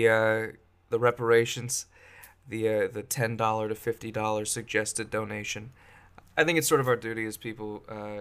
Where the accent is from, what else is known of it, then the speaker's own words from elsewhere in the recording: Bay Area, California, United States; now in Washington, United States; I'm from California. I grew up in the Bay Area